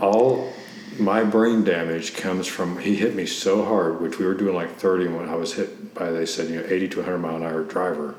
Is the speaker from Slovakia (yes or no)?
no; Cincinnati, Ohio, United States; moved away as an adult; now in Tampa, United States; originally, I'm from Cincinnati, Ohio